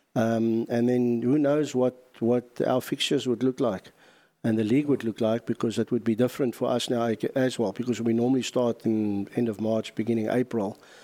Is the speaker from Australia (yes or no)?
no; South Africa; being a South African